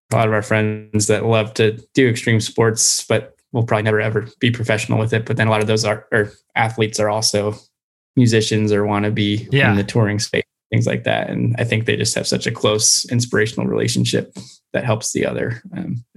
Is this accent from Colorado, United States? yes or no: yes; Colorado, United States; I grew up in Colorado skiing and snowboarding